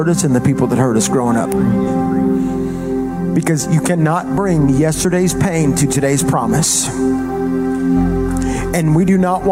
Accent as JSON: {"language": "English", "region": "the South", "country": "United States", "said": "I'm from the South."}